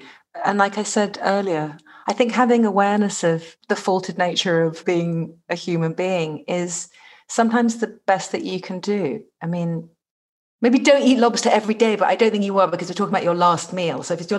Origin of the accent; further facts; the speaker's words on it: England, United Kingdom; growing up in England, you know, everything was on the radio.